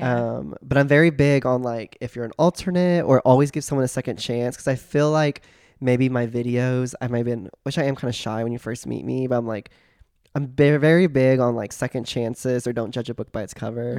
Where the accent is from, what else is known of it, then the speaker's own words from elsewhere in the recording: Joshua, Texas, United States; now in Austin, United States; I grew up in Joshua, Texas. Super small country town, y'all